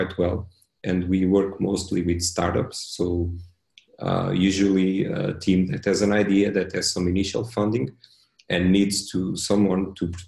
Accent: Portugal; also born or lived in Switzerland; that's where I'm from

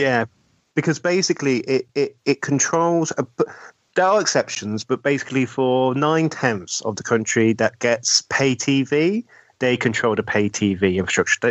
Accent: United Kingdom

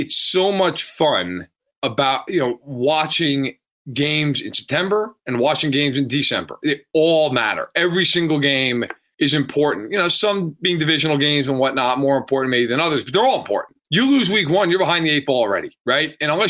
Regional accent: New York, United States; I grew up in New York

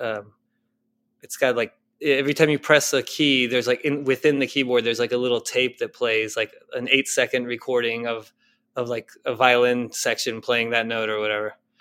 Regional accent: Argentina; I'm from Argentina

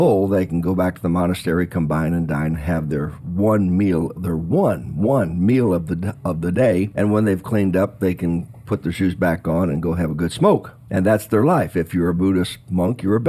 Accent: Washington, District of Columbia, United States; I was born in Washington, D.C.

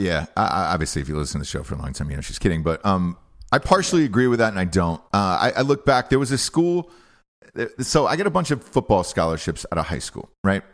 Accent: Georgia, United States; University of Georgia, where, you know, I didn't get in there and I graduated with honors, and that was my home state, and I grew up there my entire life

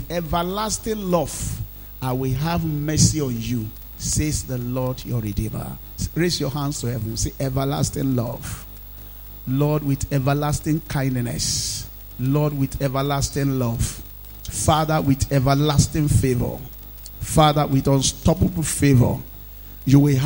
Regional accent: Nigeria; being a Nigerian, staying in Nigeria, and being in this part of the world

